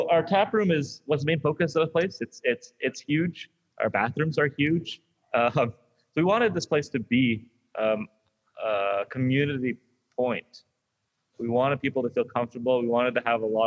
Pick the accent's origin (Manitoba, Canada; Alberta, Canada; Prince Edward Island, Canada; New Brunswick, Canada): Prince Edward Island, Canada; now in Ontario, Canada; I'm from Prince Edward Island.